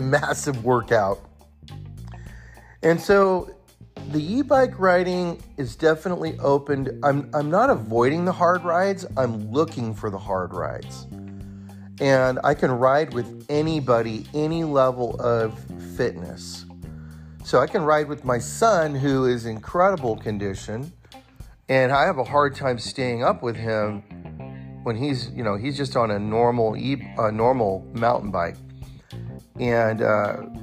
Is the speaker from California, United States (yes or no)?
yes; near Bear Valley, California, United States; now in Bend, United States; I grew up near Bear Valley in California